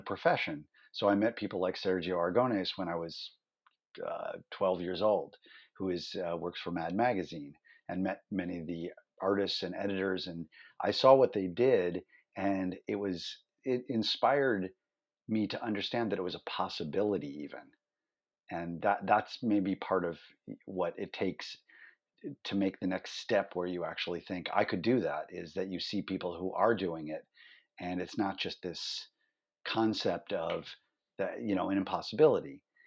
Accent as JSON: {"language": "English", "town": "Cleveland", "region": "Ohio", "country": "United States", "tie": "born or raised there", "also_born_or_lived": "New York City", "moved": "as an adult", "said": "growing up in Cleveland, Ohio, he and I started a fanzine"}